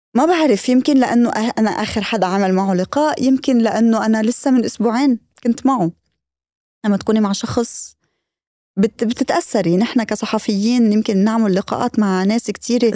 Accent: Lebanon; بالنسبة لنا كلبنانيين

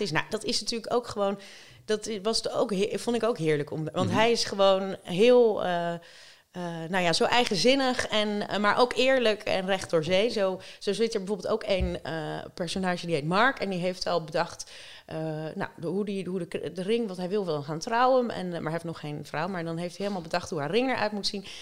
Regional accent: Rotterdam, South Holland, Netherlands; niks voor mij als Rotterdamse

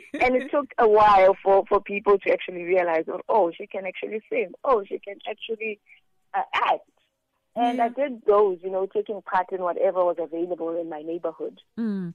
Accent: Pretoria, Gauteng, South Africa; also born or lived in Soweto, South Africa; I was raised in Pretoria

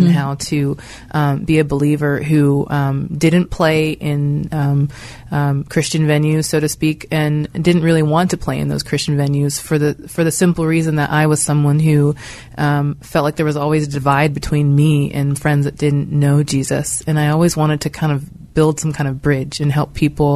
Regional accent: Pittsburgh, Pennsylvania, United States; moved away as an adult; now in Philadelphia, United States; I grew up in Pittsburgh, so I was here my whole life, and it's home still.

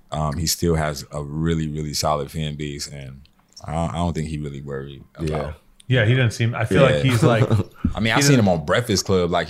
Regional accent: Elizabeth, New Jersey, United States; I'm from like Elizabeth Linden area

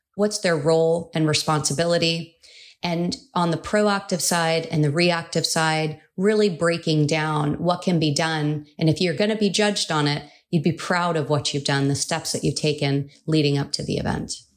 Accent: California, United States; California was the first state, and that's my home state where I was born and raised

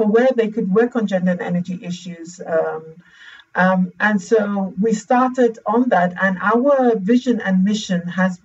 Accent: Zambia; also born or lived in The Hague, Netherlands; my home country, Lusaka, Zambia

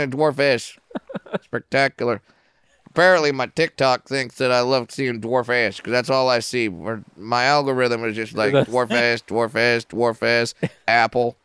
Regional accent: Orange County, California, United States; I grew up in Orange County

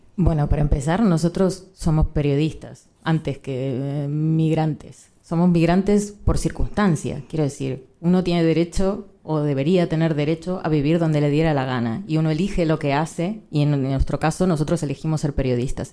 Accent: Argentina; moved away as an adult; now in Spain; Soy argentina

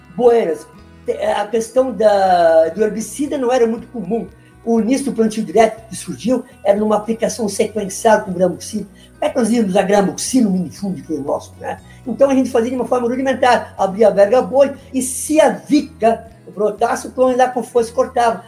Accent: Teutônia, Rio Grande do Sul, Brazil; also born or lived in Santa Cruz do Sul / Santa Maria; eu sou nascido aqui em Teutônia, naquela época era Estela

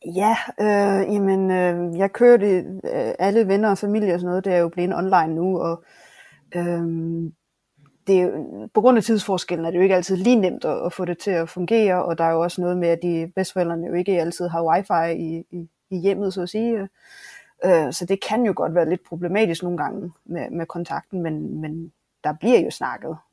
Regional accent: Denmark; moved away as an adult; now in Japan; min egen bedstemor hjemme i Danmark

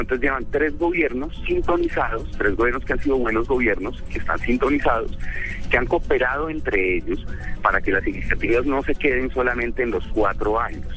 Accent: Colombia; todos los colombianos

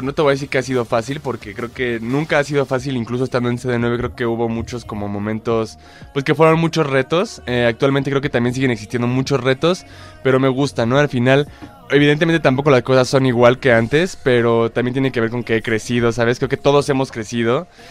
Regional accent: Mexico; yo como mexicano

